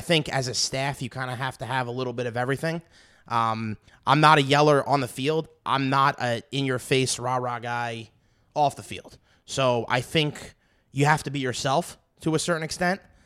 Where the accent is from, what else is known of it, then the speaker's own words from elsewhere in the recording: New York City, New York, United States; moved away; I'm I'm from Brooklyn